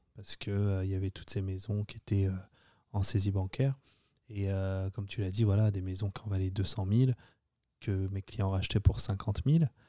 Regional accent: France; accent: French; moved away as an adult; now in United States; Tu viens d'arriver, euh, tu as 24 ans, et puis tu t'essayes de parler euh, avec ton accent français à des Américains

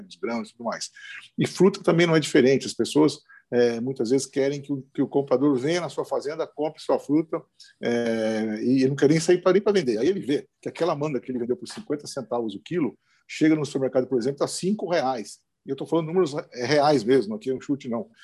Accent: interior of São Paulo, Brazil; moved away as an adult; now in Rio Grande do Norte, Brazil; Eu sou do interior de São Paulo, de uma área agrícola

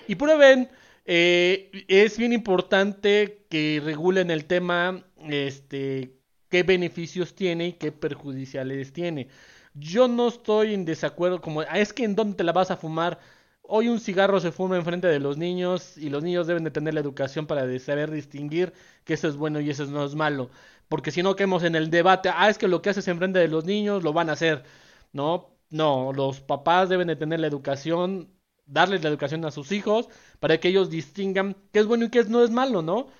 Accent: Mexico; como sociedad mexicana

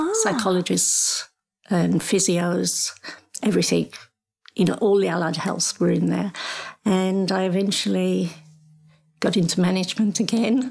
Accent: Nelson, Wales, United Kingdom; now in Rockhampton, Australia; I was raised in a small village called Nelson in South Wales

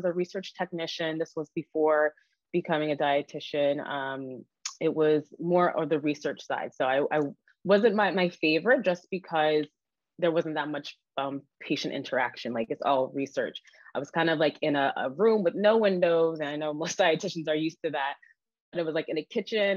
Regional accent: New York, United States; I am originally from New York

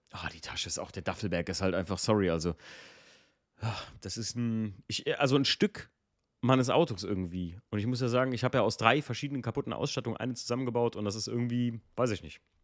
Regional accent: Eifel, Germany; wir kommen aus der Eifel

